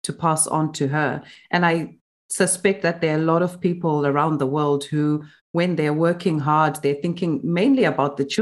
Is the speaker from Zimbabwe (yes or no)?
yes; Zimbabwe; now in United Kingdom; you and I grew up in Zimbabwe. We're living in the UK.